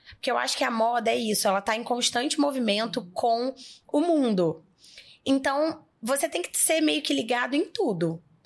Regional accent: interior of Rio de Janeiro, Brazil; moved away as an adult; now in São Paulo, Brazil; que sou do interior do Rio de Janeiro, E morar em São Paulo com vinte anos

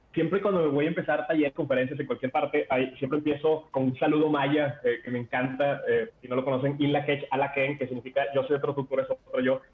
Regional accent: Venezuela; now in Mexico; nací en Venezuela, o sea, yo para los 9, 10 años ya, ya había vivido dos golpes de Estado

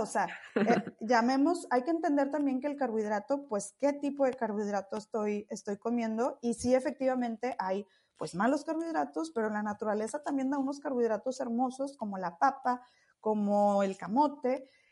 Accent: Monterrey, Nuevo León, Mexico; yo soy de Monterrey

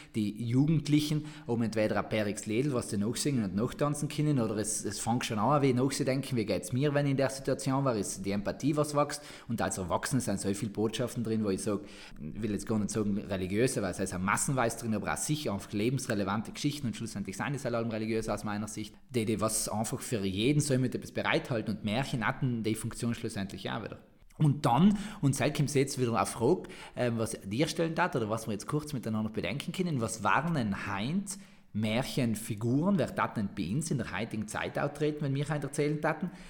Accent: Sarntal, Trentino-Alto Adige, Italy; accent: Sarntal dialect

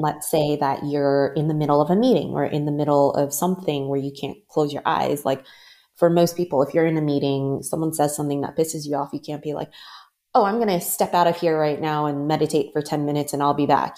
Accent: Maryland, United States; moved away as an adult; also born or lived in Los Angeles / San Francisco / New York / Ghana; I was born and raised in the Maryland area

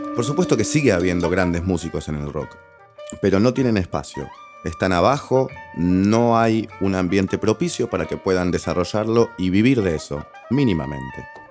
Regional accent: Buenos Aires, Argentina; Si vos naciste en Capital Federal en la década de los 70, casi 80 como yo

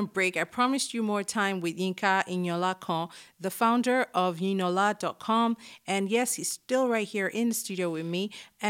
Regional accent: Ilorin, Kwara, Nigeria; I grew up in Ilorin, yeah.

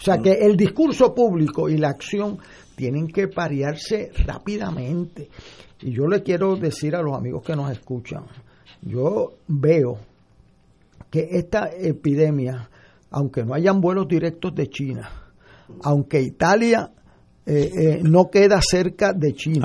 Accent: Puerto Rico; como puertorriqueño

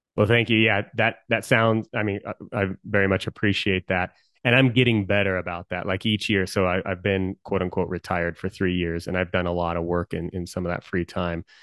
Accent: Colorado, United States; I've always been a, a Coloradan. I love Colorado.

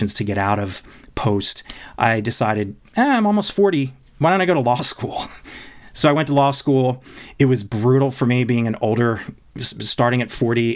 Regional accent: East Coast, United States; moved away as an adult; now in Los Angeles, United States; I am a basically Los Angelino now. I've been here for 22 years, but I was born and raised in the East Coast

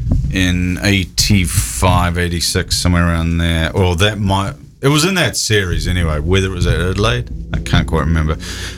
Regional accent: New Zealand; I'm from New Zealand.

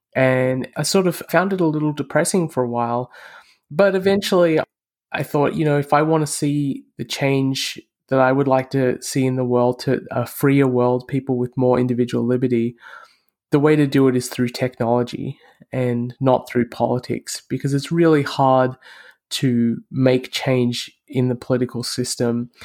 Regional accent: Australia; moved away; I'm from Australia originally, and my parents are from India.

